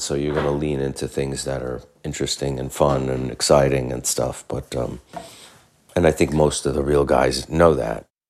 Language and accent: English; New York, United States; as a New Yorker